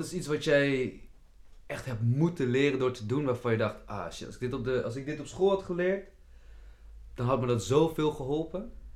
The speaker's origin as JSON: {"language": "Dutch", "town": "Meppel", "region": "Drenthe", "country": "Netherlands", "tie": "born or raised there", "said": "ik ben ook opgegroeid in Meppel"}